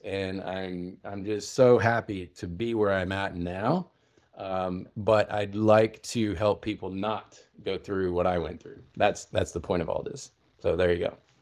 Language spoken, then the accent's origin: English; Oklahoma, United States; a man's man growing up in Oklahoma